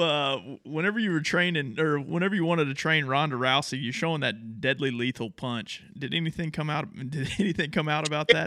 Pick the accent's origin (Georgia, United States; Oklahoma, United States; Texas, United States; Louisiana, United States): Texas, United States; we're from Texas